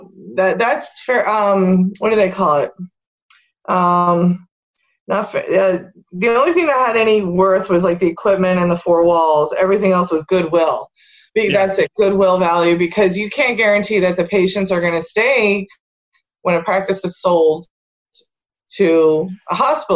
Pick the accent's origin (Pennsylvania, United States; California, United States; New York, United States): Pennsylvania, United States; Allentown; I grew up in this area. I was born here in Allentown and, you know, went all through grade school, high school.